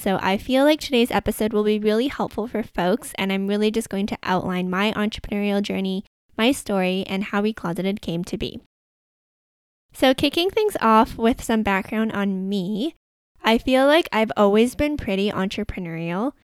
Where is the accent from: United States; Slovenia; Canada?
Canada; Vancouver, British Columbia; I grew up in Vancouver